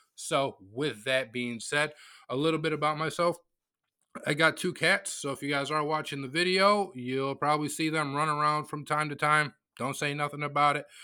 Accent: Detroit, Michigan, United States; I was born in Metro Detroit.

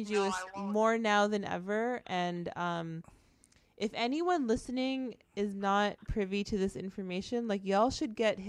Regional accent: Trinidad & Tobago; yes, I'm not Jamaican, but I am Trini.

